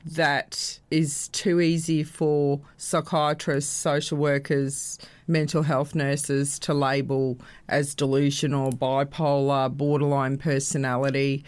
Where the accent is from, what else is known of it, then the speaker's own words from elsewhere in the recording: Brisbane, Queensland, Australia; I actually was born and bred in Brisbane